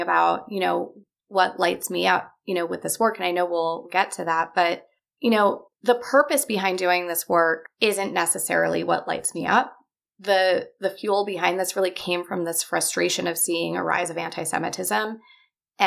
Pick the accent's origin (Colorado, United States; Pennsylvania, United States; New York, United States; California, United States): California, United States; Los Angeles; I grew up here in Los Angeles.